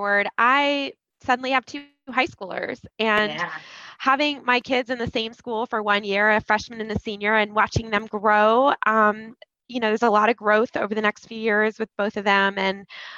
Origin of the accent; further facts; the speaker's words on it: Columbus, Ohio, United States; I grew up in Columbus